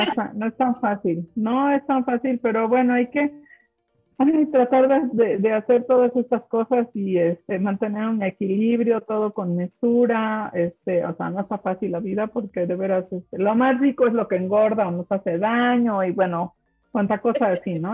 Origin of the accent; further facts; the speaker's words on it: Mexico; first language German; Spanish is a second language; Como mexicano